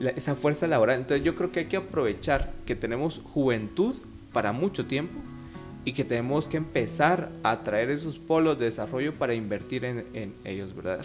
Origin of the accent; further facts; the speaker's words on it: Guatemala; nuestra visión como sociedad guatemalteca